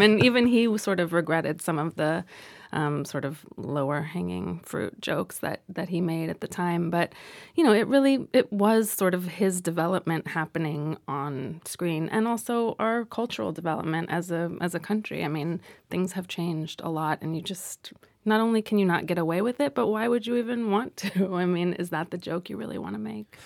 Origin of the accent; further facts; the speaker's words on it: Los Angeles, California, United States; growing up in Los Angeles